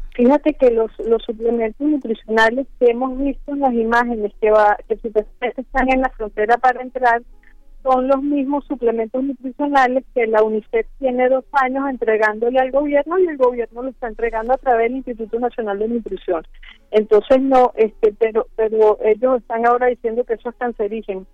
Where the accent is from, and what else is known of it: Venezuela